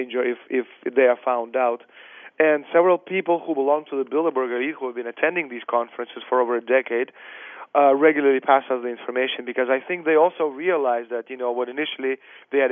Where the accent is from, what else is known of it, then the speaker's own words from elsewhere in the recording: Russia; now in Canada; I'm Russian, I was born in the Soviet Union